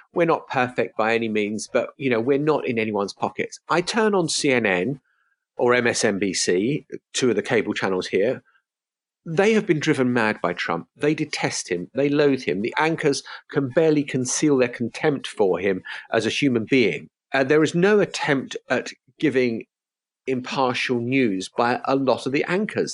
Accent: United Kingdom; as a British person

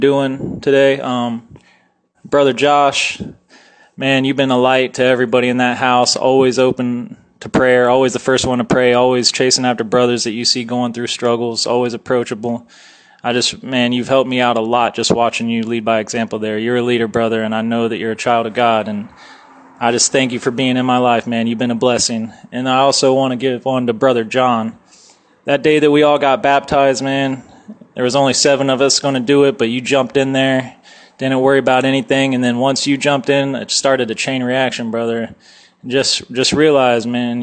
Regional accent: Lancaster, Ohio, United States; I am from Lancaster, Ohio

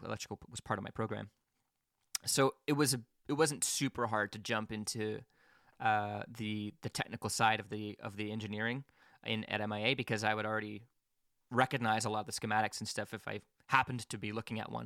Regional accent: Quebec, Canada; now in Hamilton, Canada; I'm out in Hamilton, and I grew up in Quebec.

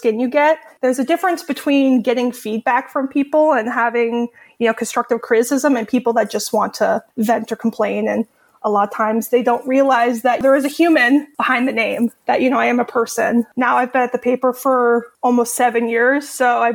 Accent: Marin, California, United States; I grew up here in Marin and went away for college and came back.

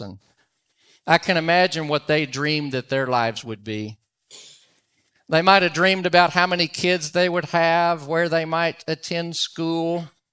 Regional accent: Dallas, Texas, United States; I'm from Dallas, Fort Worth

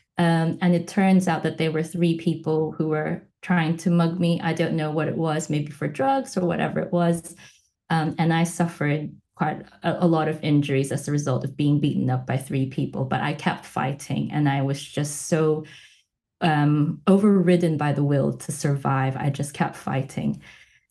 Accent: Philippines; also born or lived in Melbourne, Australia; now in Manchester, United Kingdom; Growing up in the Philippines

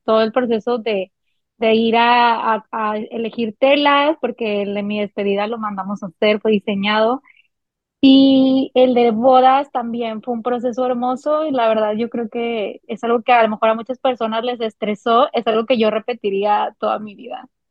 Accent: Monterrey, Nuevo León, Mexico; soy de Monterrey, Nuevo León.

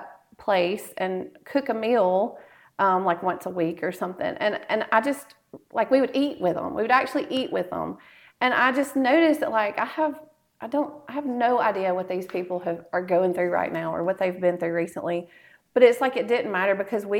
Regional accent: Ripley, Mississippi, United States; moved away as an adult; also born or lived in Jackson, Mississippi / Birmingham, Alabama; now in Tupelo, United States; I was born in Tupelo, but I grew up in Ripley.

